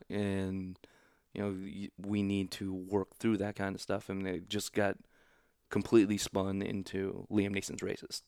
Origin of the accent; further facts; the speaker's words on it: Overland Park, Kansas, United States; also born or lived in Oklahoma / Missouri; I grew up in Overland Park, Kansas.